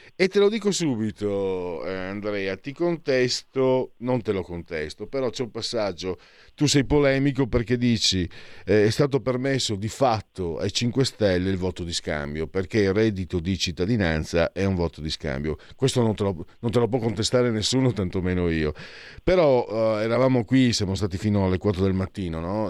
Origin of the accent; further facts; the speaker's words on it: Friuli-Venezia Giulia, Italy; dalle mie parti in friulano